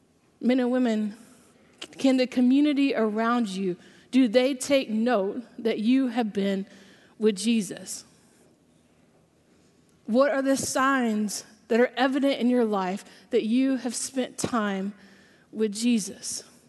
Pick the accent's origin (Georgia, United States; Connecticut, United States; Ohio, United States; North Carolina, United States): Georgia, United States; but I grew up in South Georgia. Anybody else here from Georgia? Yeah, all right. So I don't have an accent anymore. I haven't lived in Georgia for about 10 years, and I've lived in a lot of other places.